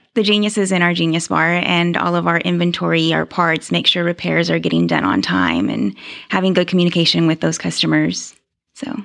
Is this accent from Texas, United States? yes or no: yes; Houston, Texas, United States; moved away as an adult; now in Mansfield, United States; Grew up in Houston, lived in Houston my whole